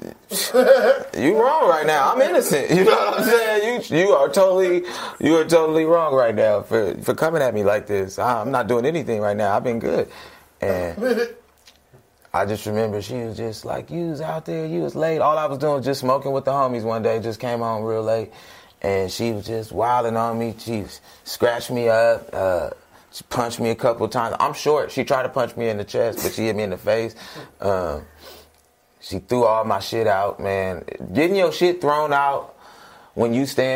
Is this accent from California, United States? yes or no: yes; Sacramento, California, United States; moved away; I'm from Sacramento, bro. The toe, as we call it